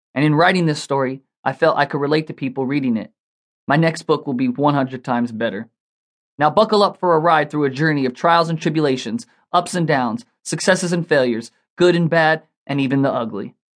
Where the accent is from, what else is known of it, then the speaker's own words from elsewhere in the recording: Los Angeles, California, United States; moved away as an adult; now in Las Vegas, United States; Growing up in the streets of Los Angeles